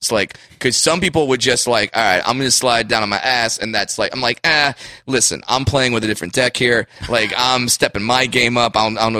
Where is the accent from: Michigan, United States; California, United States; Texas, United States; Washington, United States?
California, United States; Orange County; Yeah, I grew up in Orange County.